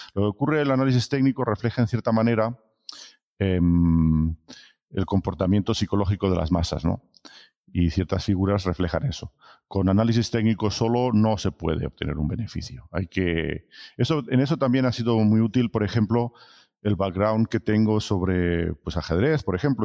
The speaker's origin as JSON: {"language": "Spanish", "town": "Barcelona", "region": "Catalonia", "country": "Spain", "also_born_or_lived": "France", "moved": "as an adult", "said": "soy originario de Barcelona, pero he estado trabajando siempre en el extranjero"}